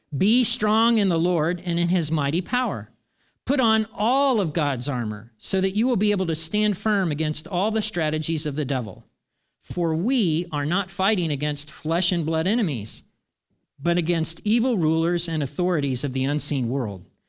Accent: United States; I'm an American too

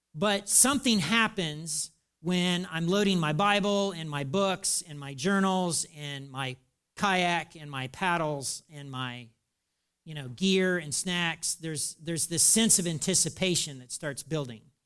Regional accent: United States; I'm an American too

